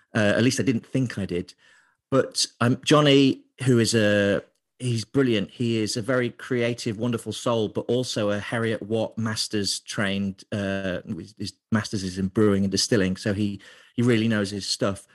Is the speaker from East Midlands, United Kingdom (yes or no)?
yes; Lincoln, East Midlands, United Kingdom; moved away as an adult; also born or lived in Middlesbrough / London; now in Glasgow, United Kingdom; So I grew up in a part of England called Lincolnshire, um, so it's the east side of England, and I lived there till I was about nineteen